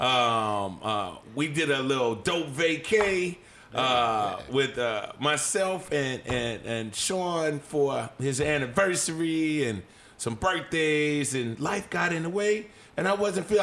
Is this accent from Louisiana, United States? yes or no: yes; New Orleans, Louisiana, United States; I'm from New Orleans